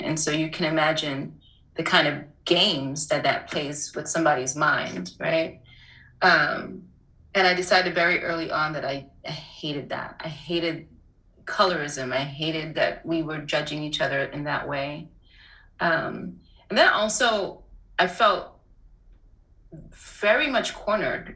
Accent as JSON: {"language": "English", "town": "New York City", "region": "New York", "country": "United States", "tie": "born or raised there", "also_born_or_lived": "Port-au-Prince, Haiti / Harlem", "said": "I was around two when we when my family left, and um, we came straight to Harlem. Uh, to be with the extended part of the family, and we moved, I would say, somewhere around 1983 to Brooklyn"}